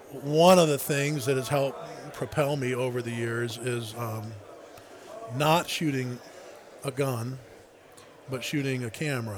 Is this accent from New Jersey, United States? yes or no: no; Warsaw, Ohio, United States; Is a coon hunting kid growing up in Warsaw, Ohio, that I just could have never imagined being there or doing those type of things.